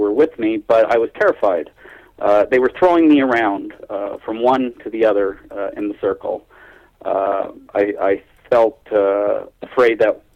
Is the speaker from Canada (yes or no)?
yes; Toronto, Ontario, Canada; also born or lived in Keele Street and Sheppard area, Toronto; So we moved into Scarborough. I was very young, so I'm gathering I was 4 years old, 1963.